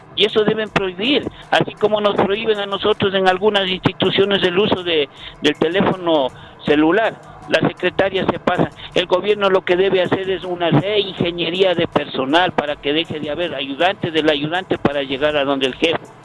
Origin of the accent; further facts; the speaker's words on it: Ecuador; soy ecuatoriano